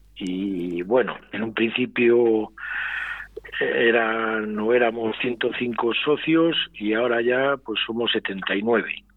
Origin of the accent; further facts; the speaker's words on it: Medina de Rioseco, Castile and León, Spain; yo soy de Río Seco